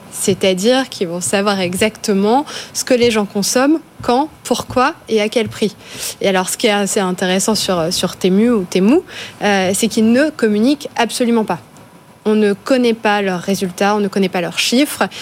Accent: Charleville-Mézières, Grand Est, France; je viens de Charleville-Mézières, euh, dans les Ardennes

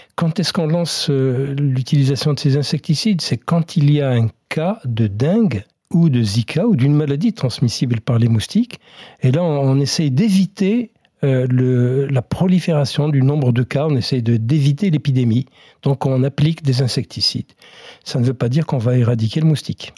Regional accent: France; chez nous, en France métropolitaine

